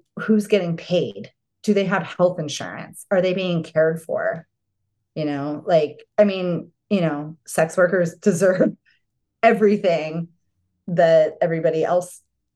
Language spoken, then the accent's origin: English; Arizona, United States; I grew up in Arizona.